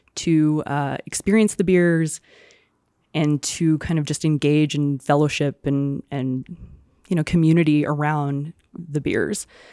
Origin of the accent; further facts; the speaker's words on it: Houston, Texas, United States; now in Santa Fe, United States; growing up in Houston